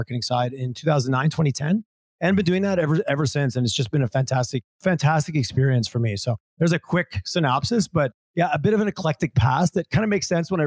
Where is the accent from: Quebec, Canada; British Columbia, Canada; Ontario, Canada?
Quebec, Canada; Montreal area, southern; moved away as an adult; now in Alberta, Canada; I originally grew up in southern Quebec, Montreal area.